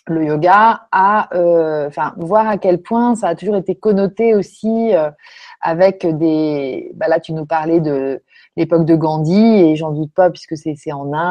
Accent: France

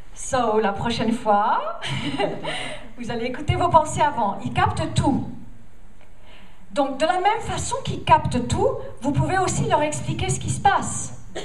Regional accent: United States; French is a second language; moved away; Je viens des États-Unis

